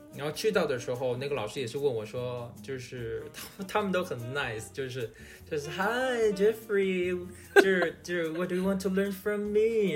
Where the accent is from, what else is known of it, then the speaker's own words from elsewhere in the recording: China; moved away as an adult; now in United States; 即使咱们知道我是中国人